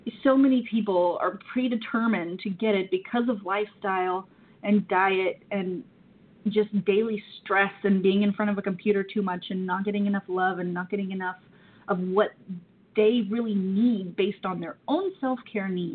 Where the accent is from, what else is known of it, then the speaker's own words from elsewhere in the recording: the South, United States; I'm from the South